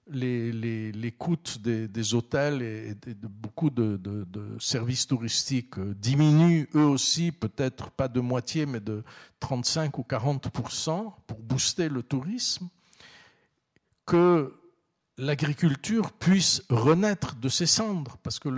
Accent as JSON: {"language": "French", "town": "Istanbul", "country": "Turkey", "tie": "born or raised there", "said": "Donc bien sûr, quand je suis à Istanbul, je suis né en Karam, j'ai grandi à Istanbul. Bien sûr, je suis très très attaché à, à, cet endroit"}